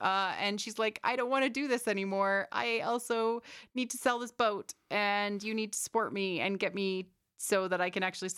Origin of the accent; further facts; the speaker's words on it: Canada; we're Canadian, so.